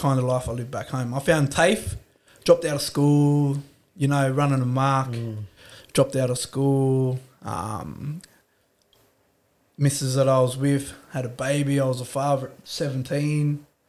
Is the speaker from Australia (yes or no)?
yes; Dubbo, New South Wales, Australia; also born or lived in Brewarrina; I moved to Dubbo. I grew up in Dubbo. We moved out of the ghetto. Veggie Valley, you might have heard of that. West Dubbo was known for riots and stolen cars, burnt down houses.